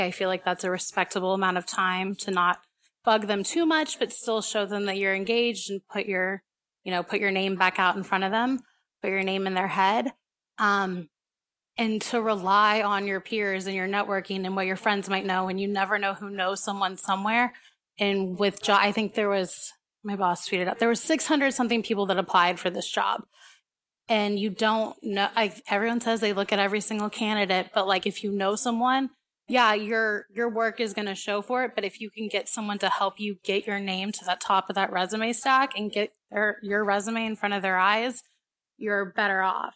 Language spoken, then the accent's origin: English; Houston, Texas, United States; moved away as an adult; also born or lived in San Antonio / Dallas; now in Los Angeles, United States; I grew up, I was born and raised in Houston.